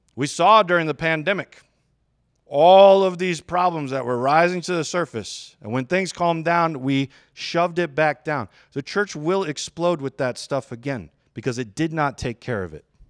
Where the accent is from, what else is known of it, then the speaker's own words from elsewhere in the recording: Westland, Michigan, United States; also born or lived in Chelsea, Michigan; I grew up in Westland, which is, like, suburbs of Detroit area.